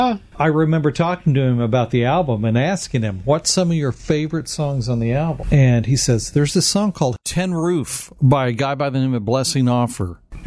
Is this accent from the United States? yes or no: yes; Oklahoma, United States; Just like I sound like. I'm from Oklahoma.